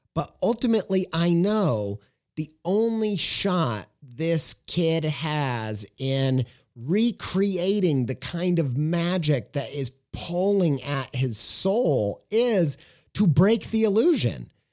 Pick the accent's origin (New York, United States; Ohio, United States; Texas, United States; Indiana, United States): Indiana, United States; Southern; I'm from Southern Indiana